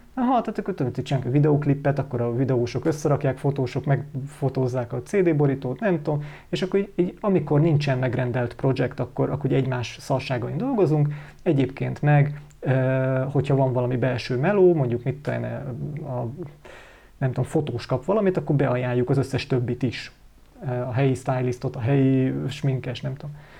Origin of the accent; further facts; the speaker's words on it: Hungary; magyarok vagyunk